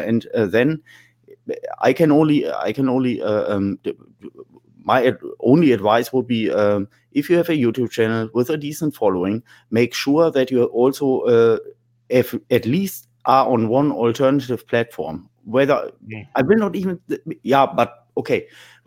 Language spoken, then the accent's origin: English; Germany; I'm from Germany